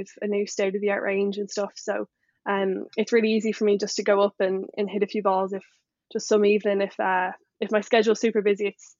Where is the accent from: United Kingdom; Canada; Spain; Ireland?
Ireland; Leinster; And so when if you ask me from that perspective, I guess I'd say I'm from Dublin. And I know in America and stuff, people ask you where you're from. I'm like, oh, just outside Dublin. But I guess I'm talking to Kildare people. You have to say Kildare.